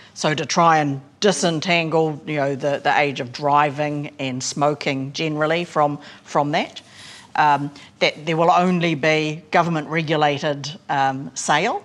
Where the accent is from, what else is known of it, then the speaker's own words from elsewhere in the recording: Hokianga, Northland, New Zealand; so I'm from Hokianga and, and from the coast